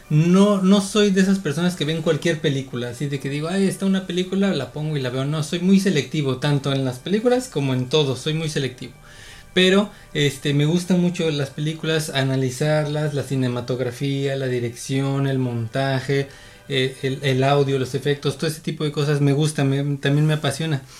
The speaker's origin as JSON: {"language": "Spanish", "region": "State of Mexico", "country": "Mexico", "tie": "born or raised there", "moved": "yes", "lives_now": "Baja California, Mexico", "said": "Yo nací en el Estado de México, de allá soy, de allá vengo. Actualmente estoy viviendo aquí en Baja California"}